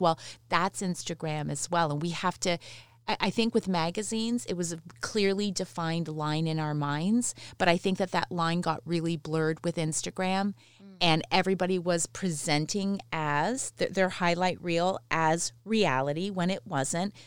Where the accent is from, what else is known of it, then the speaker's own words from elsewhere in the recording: London, Ontario, Canada; also born or lived in Mississauga; I was born there, but then I grew up, um, I spent until the end of eighth grade in London, Ontario